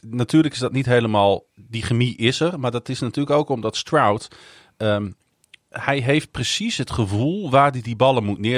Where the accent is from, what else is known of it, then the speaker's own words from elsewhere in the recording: Netherlands; Omdat we uit Nederland